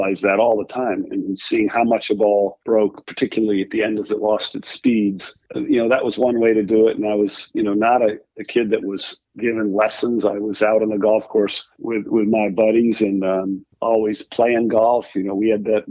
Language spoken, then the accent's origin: English; Rhode Island, United States; I grew up in Rhode Island, where I am now